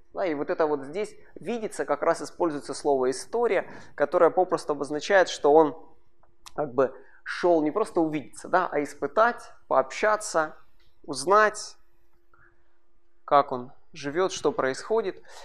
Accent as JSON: {"language": "Russian", "town": "Kharkiv", "region": "Kharkiv Oblast", "country": "Ukraine", "tie": "born or raised there", "said": "Родился я вырос в Харькове"}